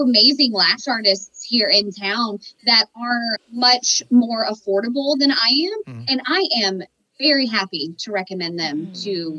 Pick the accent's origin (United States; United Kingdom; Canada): United States; Miami, Florida; I'm from Miami and they don't even charge that much.